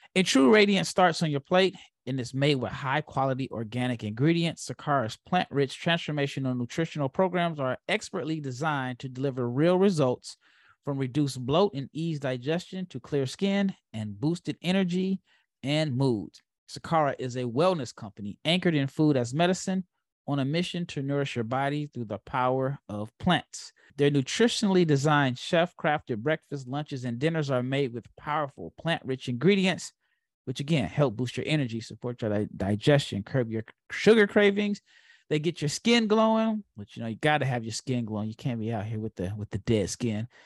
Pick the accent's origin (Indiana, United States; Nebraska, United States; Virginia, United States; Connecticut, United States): Nebraska, United States; Omaha; as a kid that grew up in Omaha, I did root for Creighton